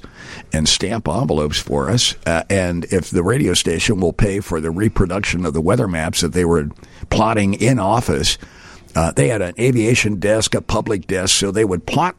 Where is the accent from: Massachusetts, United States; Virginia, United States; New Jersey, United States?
New Jersey, United States; born or raised there; also born or lived in Pittsburgh, Pennsylvania / Aurora, Illinois; now in Chicago, United States